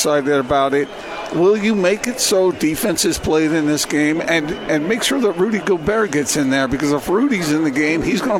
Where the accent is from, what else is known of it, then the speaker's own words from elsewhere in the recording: Utah, United States; anybody finds out I'm from Utah